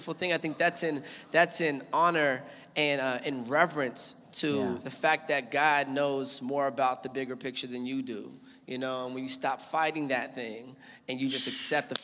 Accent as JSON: {"language": "English", "town": "Seattle", "region": "Washington", "country": "United States", "moved": "yes", "said": "I'm from Seattle originally, moved here in 06"}